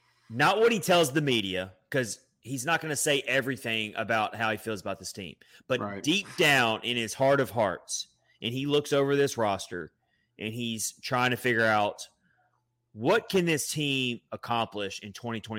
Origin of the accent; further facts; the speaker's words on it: Philadelphia, Pennsylvania, United States; born there; I've actually been to Hershey, Pennsylvania, because I was born in Philadelphia.